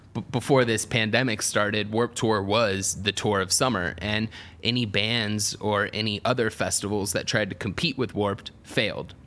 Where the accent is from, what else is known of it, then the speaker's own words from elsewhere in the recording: Atlanta, Georgia, United States; I grew up in Atlanta